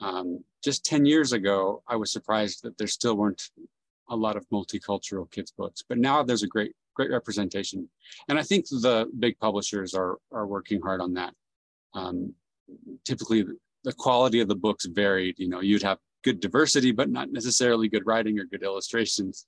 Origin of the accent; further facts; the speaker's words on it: San Jose, California, United States; also born or lived in South America; I grew up in San Jose, California, and it's a very cosmopolitan area